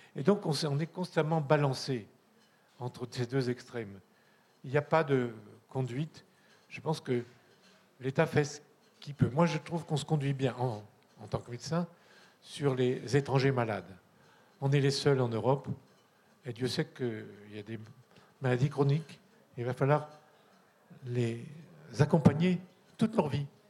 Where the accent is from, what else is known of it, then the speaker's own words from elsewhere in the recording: Corsica, France; je suis un latin, j'y peux rien, je viens de Corse